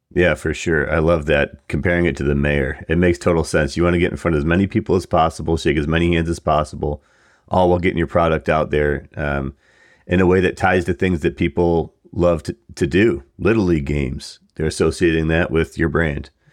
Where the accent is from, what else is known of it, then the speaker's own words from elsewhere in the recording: Buffalo, New York, United States; being from Buffalo, we're both actually from Buffalo area.